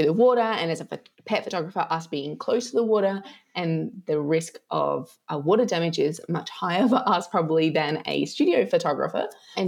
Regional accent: Australia; now in Italy

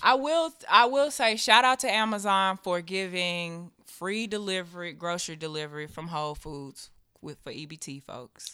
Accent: Nashville, Tennessee, United States; I'm from Tammany Drive out east across from Stratford.

